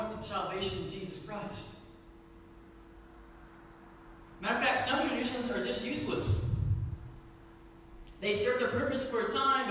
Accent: Indianapolis district, United States; moved away; I grew up on the Indianapolis district

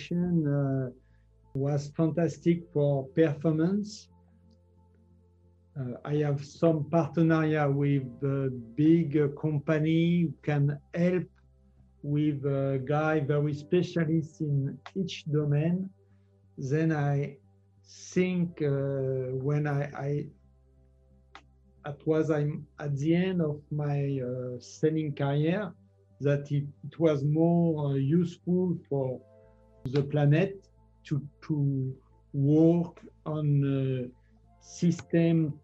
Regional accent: near Paris, Île-de-France, France; English is a second language; also born or lived in Arcachon; I grew up near Paris.

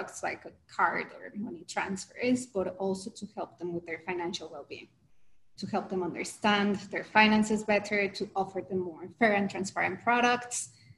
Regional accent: Mexico; I'm originally from Mexico, so that was in Mexico.

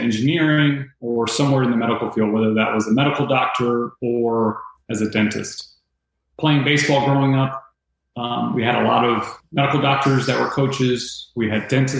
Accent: Tampa, Florida, United States; Growing up in Tampa, mom and dad, Cuban descent

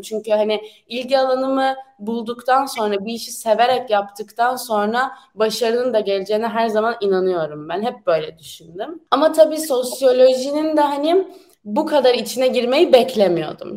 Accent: Turkey; moved away as an adult; now in France; Türk'üm ben

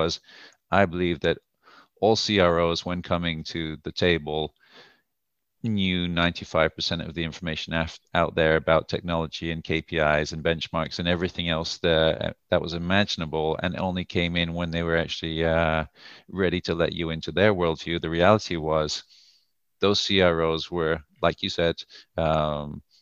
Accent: United Kingdom; moved away as an adult; also born or lived in United States; now in Tel Aviv, Israel; I'm originally from the UK before living in the US for a couple of years

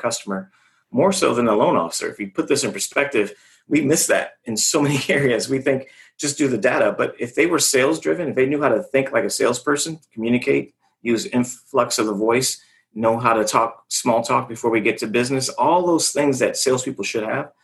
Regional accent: California, United States; I'm from California. I'm from the area they're always selling in.

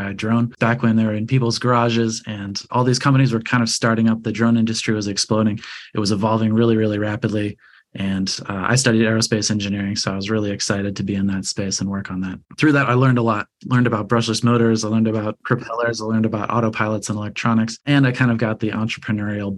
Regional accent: Chicago, Illinois, United States; moved away as an adult; also born or lived in California; now in Los Angeles, United States; I grew up in Chicago, Illinois, very, very far from the ocean

